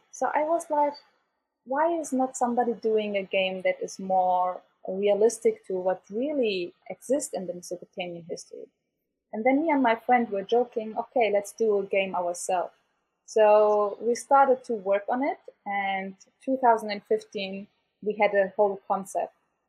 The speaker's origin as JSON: {"language": "English", "town": "Erbil", "region": "Kurdistan Region", "country": "Iraq", "tie": "born there", "said": "I was born in Erbil. My family is not from Erbil. But I say like I choose to be an Erbilian since I was born here, and I feel identified with this beautiful and diverse city."}